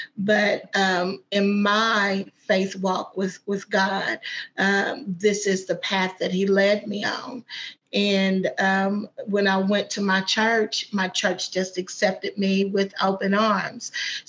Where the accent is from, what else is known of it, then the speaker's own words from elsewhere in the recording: Madisonville, Kentucky, United States; also born or lived in Paducah / Owensboro / Louisville; So I'm from Madisonville, but then we lived in Paducah, then we lived in Owensboro, then we lived in Louisville.